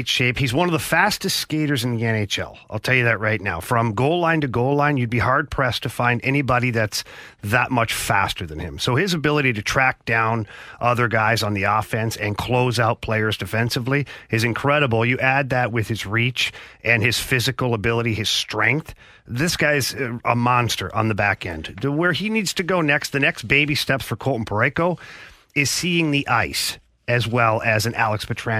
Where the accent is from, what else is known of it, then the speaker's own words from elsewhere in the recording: Canada; now in United States; I'm a Canadian